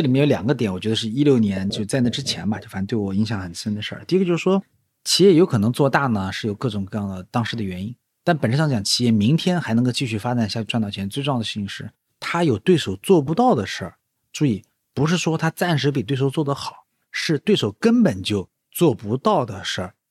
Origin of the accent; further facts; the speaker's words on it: Nanjing, Jiangsu, China; 我是个南京人嘛，然后大多数时候都生活在南京